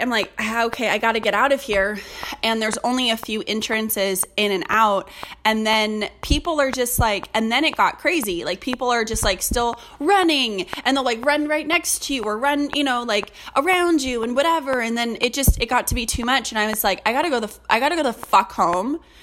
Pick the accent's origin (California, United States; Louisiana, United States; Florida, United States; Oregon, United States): California, United States; moved away; I'm from California